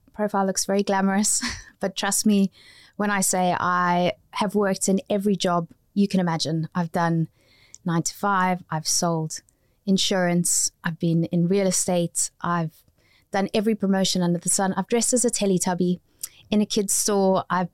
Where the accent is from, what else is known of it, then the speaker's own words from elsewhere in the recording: South Africa; now in United Kingdom; I came from South Africa. Even though I've got a British passport, they weren't accepting me as somebody who'd studied in a drama school here.